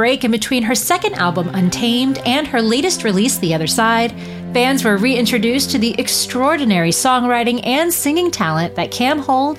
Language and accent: English; Nashville, Tennessee, United States; now in California, United States; I'm actually from Nashville.